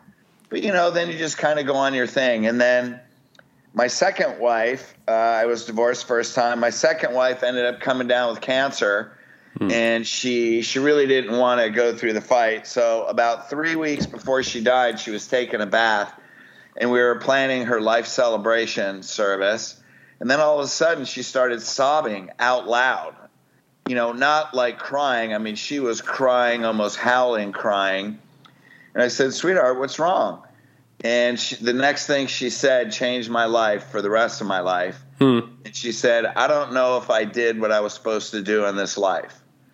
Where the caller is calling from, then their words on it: Newport Beach, California, United States; Newport Beach, California.